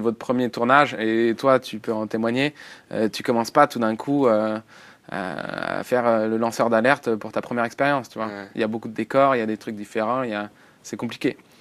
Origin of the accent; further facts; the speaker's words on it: France; on est français, on est francophone